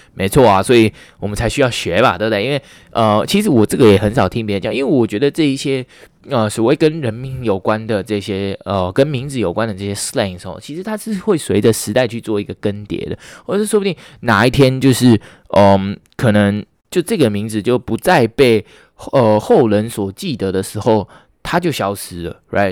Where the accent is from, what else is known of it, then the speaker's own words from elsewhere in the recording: Taiwan; 我们台湾人好像不爱讲， 不爱讲异地的